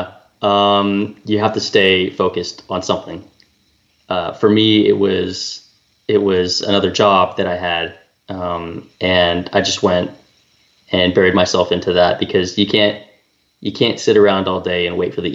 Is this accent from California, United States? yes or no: yes; California, United States; I'm from California